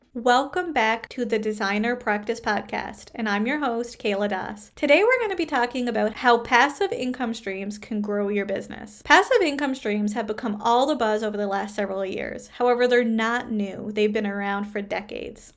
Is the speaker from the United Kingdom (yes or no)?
no; Canada; I am a Canadian social worker